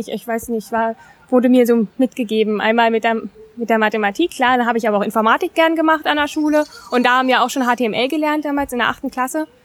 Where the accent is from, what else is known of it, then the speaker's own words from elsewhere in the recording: Eisenhüttenstadt, Brandenburg, Germany; moved away as an adult; also born or lived in Dresden; Aufgewachsen bin ich in Eisenhüttenstadt im Osten Brandenburgs. Also im Osten vom Osten, man sagt auch Westpolen dazu manchmal.